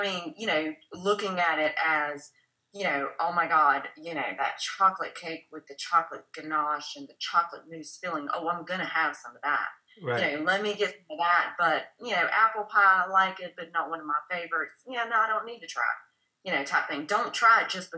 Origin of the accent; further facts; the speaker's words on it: the South, United States; I'm from the South